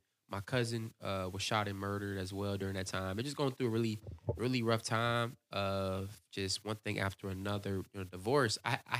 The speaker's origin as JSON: {"language": "English", "region": "Virginia", "country": "United States", "tie": "born or raised there", "said": "So growing up, I grew up in Virginia Beach, Virginia, or Newport News, Virginia."}